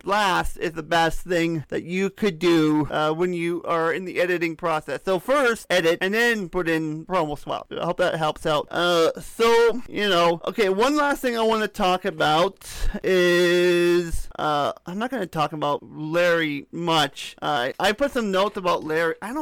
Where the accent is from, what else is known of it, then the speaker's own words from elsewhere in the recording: Canada; I'm a Canadian. I am a Canadian.